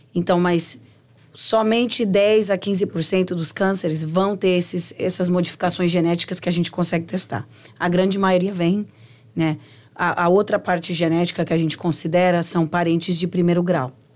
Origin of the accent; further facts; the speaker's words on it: Brazil; moved away; Quando eu cresci, Helena, no Brasil, a gente sabia de onde vinha a comida